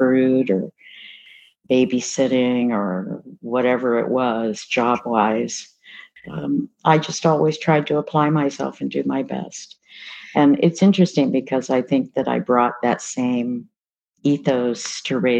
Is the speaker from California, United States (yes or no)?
yes; Berkeley, California, United States; I was born in Berkeley in 1955